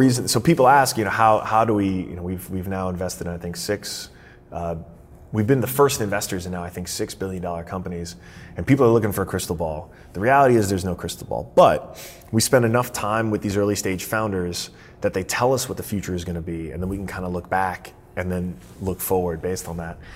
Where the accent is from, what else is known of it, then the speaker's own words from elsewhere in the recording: Florida, United States; my home state of Florida